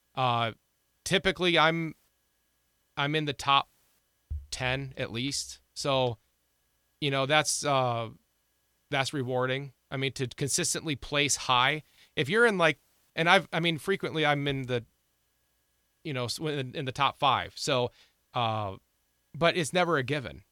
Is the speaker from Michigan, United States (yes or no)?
no; Ohio, United States; now in South Dakota, United States; I grew up in Ohio